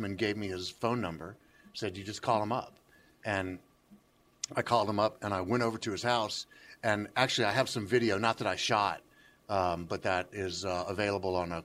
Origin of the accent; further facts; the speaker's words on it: Memphis, Tennessee, United States; I was raised here in Memphis